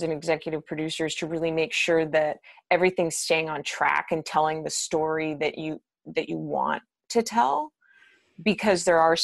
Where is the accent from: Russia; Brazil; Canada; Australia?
Canada; Winnipeg, Manitoba; moved away; I'm originally from Manitoba in Winnipeg.